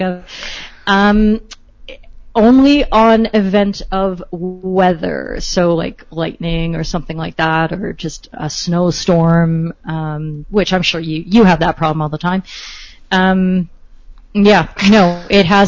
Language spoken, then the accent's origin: English; Canada